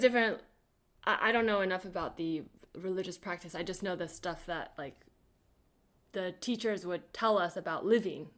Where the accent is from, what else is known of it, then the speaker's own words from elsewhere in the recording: the Bay Area, California, United States; growing up in the Bay